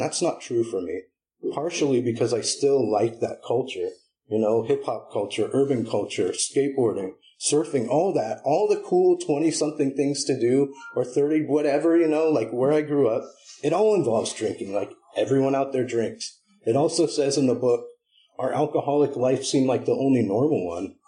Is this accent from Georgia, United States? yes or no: no; Berkeley, California, United States; also born or lived in Humboldt County, California; I'm a Berkeley boy. Not born, but raised, you know? Like, I was born in Humboldt